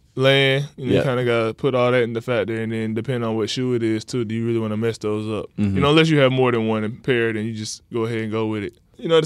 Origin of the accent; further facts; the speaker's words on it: North Carolina, United States; because I'm from North Carolina.